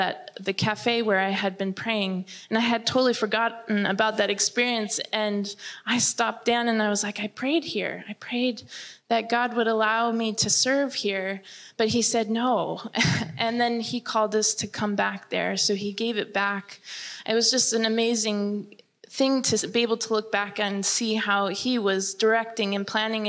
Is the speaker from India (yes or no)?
no; Germany; I remember growing up in Germany, where it's very academic